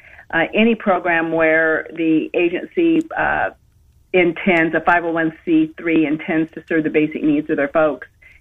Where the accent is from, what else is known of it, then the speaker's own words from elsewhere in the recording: Iowa, United States; my home state of Iowa